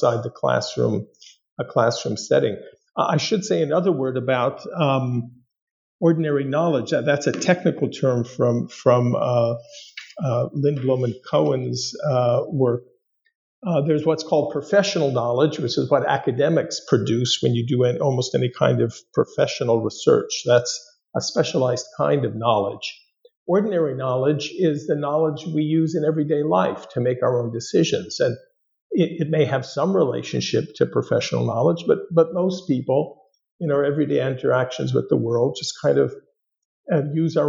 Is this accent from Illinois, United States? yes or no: no; Los Angeles, California, United States; born or raised there; moved away as an adult; also born or lived in East Coast